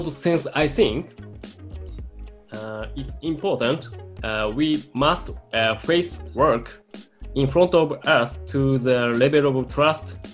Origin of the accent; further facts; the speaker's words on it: Japan; えー、日本で生まれ育った、えー、…